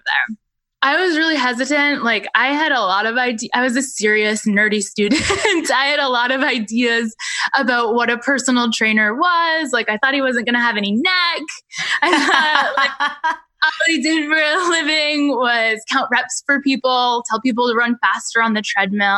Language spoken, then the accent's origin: English; Rangeley, Maine, United States; I grew up in Rangeley, Maine, which is a really tiny town in the western part of our state